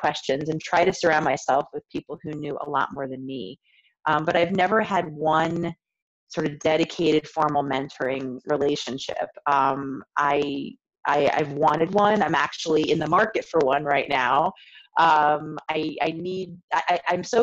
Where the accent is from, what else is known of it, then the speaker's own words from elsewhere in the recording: suburban Washington, D.C., Maryland, United States; moved away as an adult; also born or lived in Chicago, Illinois / Florence, Italy; now in Baltimore, United States; I am originally from the Washington, D.C. area, so suburban Washington in Maryland